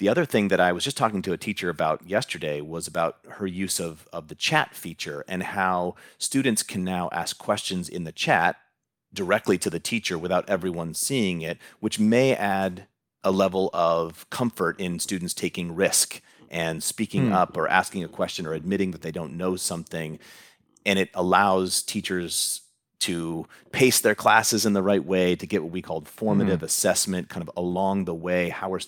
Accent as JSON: {"language": "English", "town": "Huntington Beach", "region": "California", "country": "United States", "tie": "born or raised there", "said": "I grew up in Huntington Beach."}